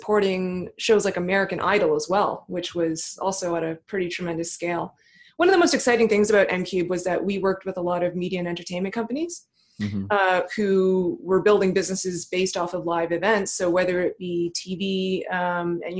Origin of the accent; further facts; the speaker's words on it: Thornhill, Ontario, Canada; I grew up in Toronto. Technically, I grew up just north of Toronto in a suburb called Thornhill, Ontario